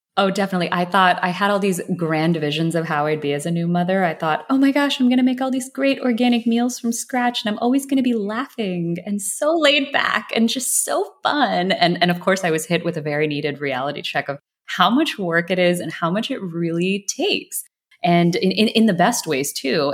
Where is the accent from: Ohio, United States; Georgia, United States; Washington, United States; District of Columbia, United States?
Georgia, United States; Atlanta; I grew up in a suburb right outside of Atlanta.